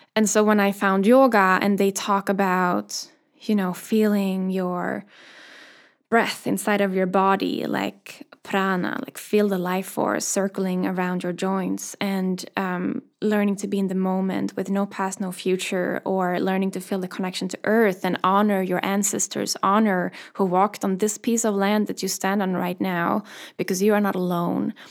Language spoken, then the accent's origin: English; Sweden; moved away; also born or lived in London; the first time I moved away from Sweden, I moved to London